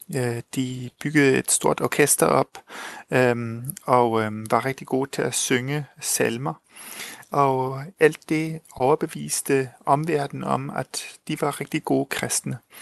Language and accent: Danish; Chile; moved away; Jeg er tysk chilener, men jeg blev født og vokset op i Chile